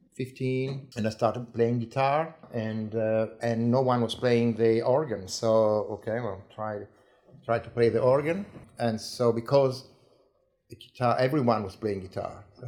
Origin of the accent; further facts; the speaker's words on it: Ravenna, Emilia-Romagna, Italy; English is a second language; moved away as an adult; also born or lived in Pesaro; now in Tasmania, Australia; I was born in Pesaro, eh, but at, when I was one year old, my parents migrated or moved uh, eh, 100 k's north to Ravenna